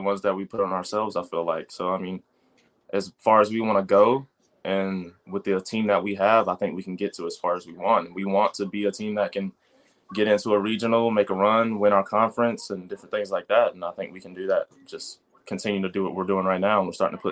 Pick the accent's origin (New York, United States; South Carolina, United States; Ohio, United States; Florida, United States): South Carolina, United States; moved away as an adult; now in Richmond, United States; I'm coming from South Carolina